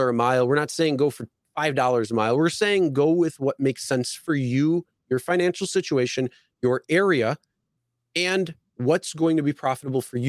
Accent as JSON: {"language": "English", "town": "Buffalo", "region": "New York", "country": "United States", "said": "I'm from Buffalo"}